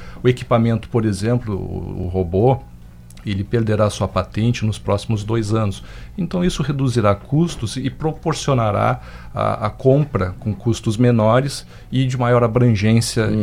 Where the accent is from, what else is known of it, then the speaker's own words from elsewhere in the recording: Pelotas, Rio Grande do Sul, Brazil; now in Rio Grande, Brazil; Eu não sou pelo, uh, Rio Grandino de, de, eh, de nascimento, sou pelotense, mas sou Rio Grandino de coração